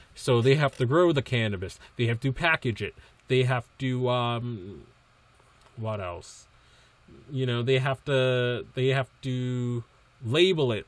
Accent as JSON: {"language": "English", "region": "East Coast", "country": "United States", "tie": "born or raised there", "lives_now": "Massachusetts, United States", "said": "I grew up in the East Coast"}